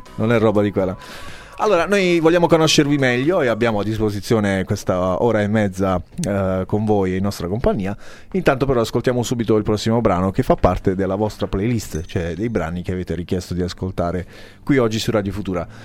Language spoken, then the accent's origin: Italian; Altamura, Apulia, Italy; io sono di Altamura, ecco perché parlo ah. in questa maniera